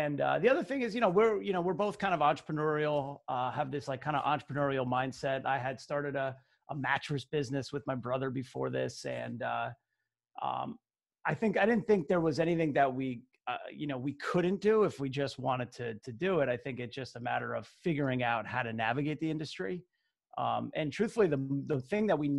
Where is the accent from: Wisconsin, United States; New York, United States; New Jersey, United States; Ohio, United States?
New Jersey, United States; Basking Ridge; … and I, you know, we're both from Basking Ridge, New Jersey, which is kind of the central western part of the state. And we grew up literally right next door to each other